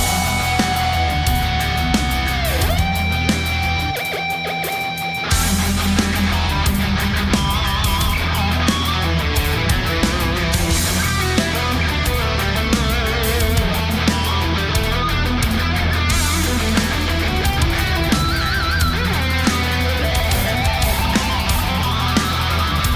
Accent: Broad Brook, Connecticut, United States; Broadbrook, Connecticut, don't worry about it too much. Not only is it my hometown

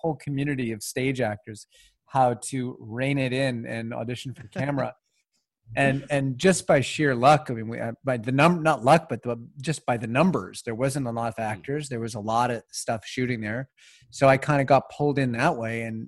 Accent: Winnipeg, Manitoba, Canada; I grew up in Winnipeg

